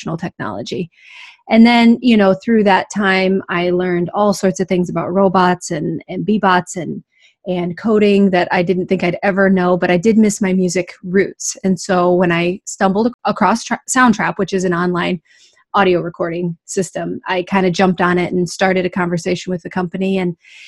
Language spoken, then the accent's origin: English; Iowa, United States; I was born in Iowa, and I spent most of my teaching career in Iowa